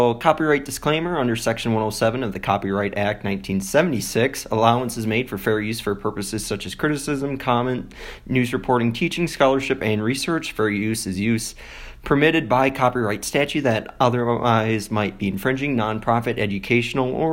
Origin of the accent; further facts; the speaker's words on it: DeForest, Wisconsin, United States; moved away as an adult; now in Colorado Springs, United States; I was born in Wisconsin, more specifically DeForest.